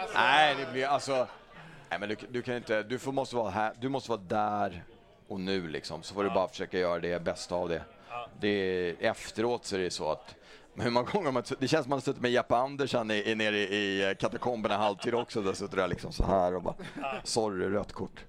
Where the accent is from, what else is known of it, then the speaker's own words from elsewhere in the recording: Stockholm, Stockholm County, Sweden; jag är Hammarbyare, jag är uppvuxen i Hammarby.